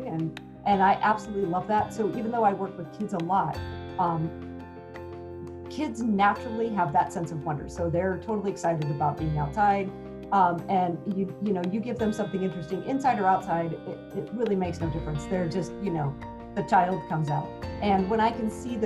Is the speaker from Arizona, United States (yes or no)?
yes; Sedona, Arizona, United States; also born or lived in Washington State; now in Phoenix, United States; I was from Arizona. I grew up in Sedona, Arizona.